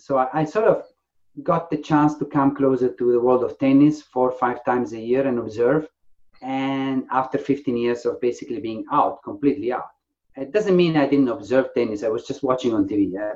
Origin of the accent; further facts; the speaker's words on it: Faenza, Emilia-Romagna, Italy; also born or lived in Ravenna; now in England, United Kingdom; My grandfather was the founder of the tennis club in my hometown, in Faenza, a very small town. So I grew up in a house full of tennis rackets